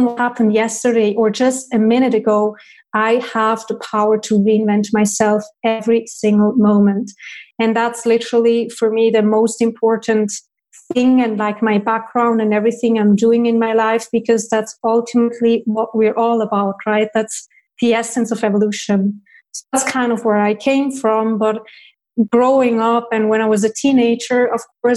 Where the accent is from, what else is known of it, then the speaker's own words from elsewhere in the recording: Switzerland; I was born in Switzerland and I have 5 siblings, 4 sisters and 1 brother